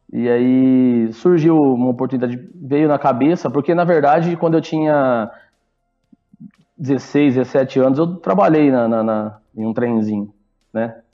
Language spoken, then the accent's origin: Portuguese; Ribeirão Preto, São Paulo, Brazil; Isso, nós somos de Ribeirão